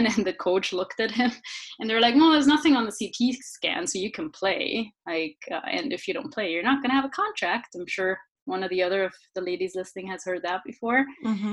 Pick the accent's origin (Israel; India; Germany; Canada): Germany; Regensburg, Bavaria; English is a second language; I am actually from Bavaria in Germany.